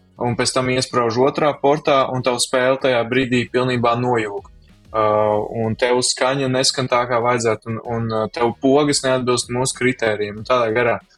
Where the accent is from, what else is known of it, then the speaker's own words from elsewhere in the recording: Kuldīga, Kuldīga Municipality, Latvia; es nāku no Kuldīgas